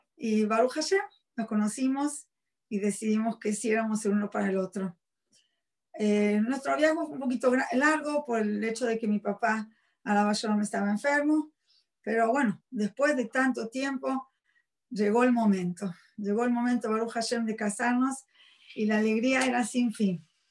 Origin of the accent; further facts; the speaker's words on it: Buenos Aires, Argentina; moved away; soy argentina, nací en la ciudad de Buenos Aires. Em, me crié como cualquier otra muchacha de mi edad. Fui a la escuela primaria, secundaria en Argentina